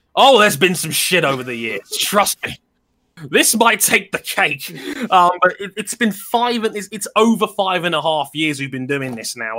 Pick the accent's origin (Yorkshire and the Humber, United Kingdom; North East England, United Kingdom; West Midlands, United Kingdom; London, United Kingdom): London, United Kingdom; also born or lived in Wembley / Southall; I've lived in West London my entire life. I was born in Wembley. I moved to Southall when I was ten